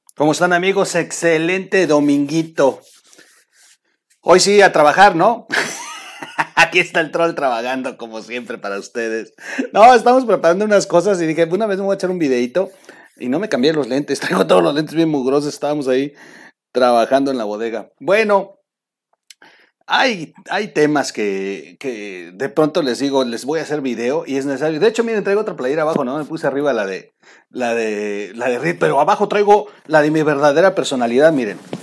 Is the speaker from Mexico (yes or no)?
yes; Oaxaca, Mexico; yo soy de Oaxaca